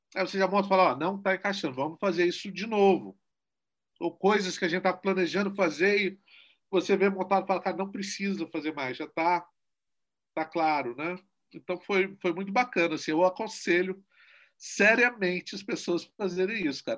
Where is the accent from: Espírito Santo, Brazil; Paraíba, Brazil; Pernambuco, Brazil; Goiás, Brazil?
Espírito Santo, Brazil; Guarapari; é a primeira vez que eu ganhei o edital da minha terra, e é o primeiro filme capixaba